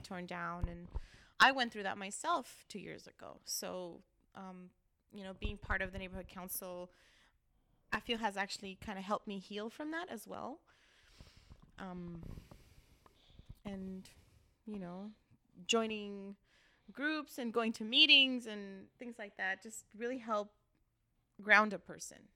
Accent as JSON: {"language": "English", "town": "Los Angeles", "region": "California", "country": "United States", "tie": "born or raised there", "said": "Armenia since I was three years old"}